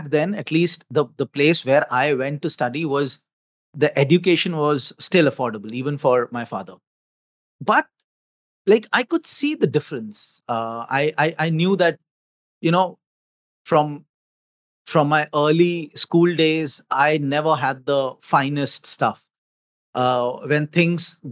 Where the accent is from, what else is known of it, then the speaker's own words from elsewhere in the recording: Lucknow, Uttar Pradesh, India; moved away; also born or lived in Mumbai, India; I was born in Lucknow, which is in the northern part of India